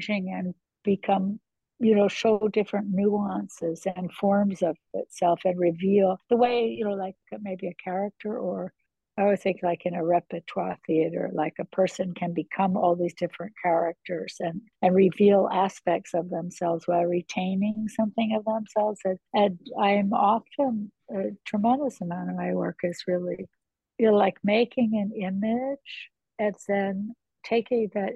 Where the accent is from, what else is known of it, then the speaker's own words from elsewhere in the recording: New Jersey, United States; I'm from New Jersey